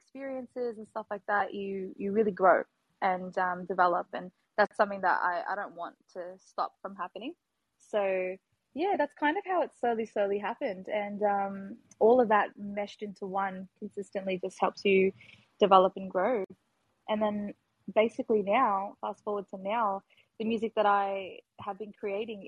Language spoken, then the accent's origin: English; Melbourne, Victoria, Australia; I'm from Melbourne, Australia